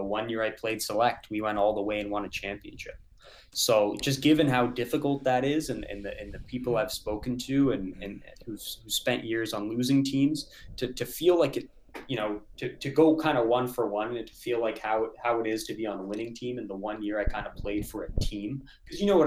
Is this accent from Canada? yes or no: yes; Canada; we grew up in Canada